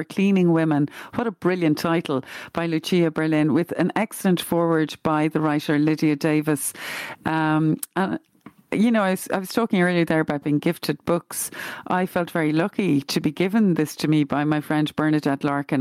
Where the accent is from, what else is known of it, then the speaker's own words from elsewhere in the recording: Glenageary, Leinster, Ireland; where I grew up in Glenageary